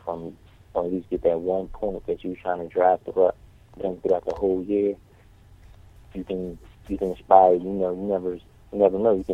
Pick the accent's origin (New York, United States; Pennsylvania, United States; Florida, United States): Pennsylvania, United States; Philadelphia; I teach in South Philadelphia, and I'm from North Philadelphia originally.